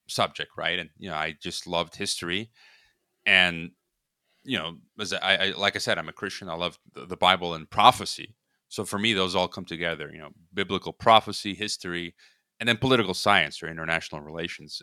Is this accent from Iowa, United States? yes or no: no; Chicago, Illinois, United States; now in Guadalajara, Mexico; I was born in Chicago, so I'm a Chicagoan, Windy City